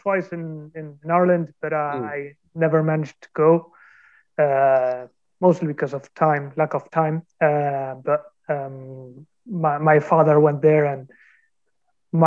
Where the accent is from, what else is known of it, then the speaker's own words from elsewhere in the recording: Argentina; also born or lived in southern Chile; I'm from Argentina. I live close to Mike in San Isidro